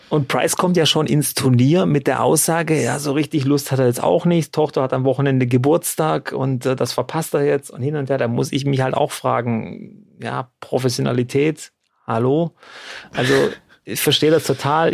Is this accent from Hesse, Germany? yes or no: no; Baden-Württemberg, Germany; bei uns in Baden-Württemberg